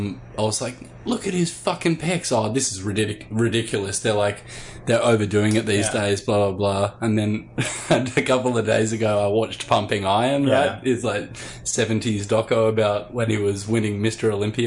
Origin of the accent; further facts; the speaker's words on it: Sydney, New South Wales, Australia; our school in northern Sydney